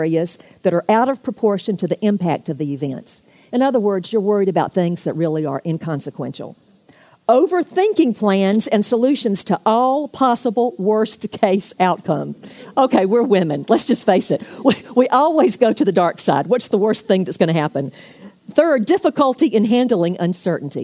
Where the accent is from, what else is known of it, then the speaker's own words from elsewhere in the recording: Jacksonville, Florida, United States; I'm from Jacksonville